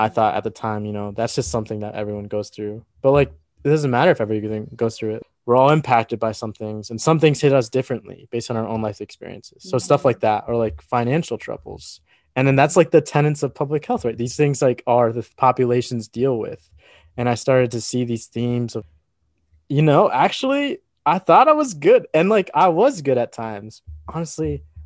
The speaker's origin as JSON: {"language": "English", "region": "Iowa", "country": "United States", "tie": "born or raised there", "said": "growing up in Iowa"}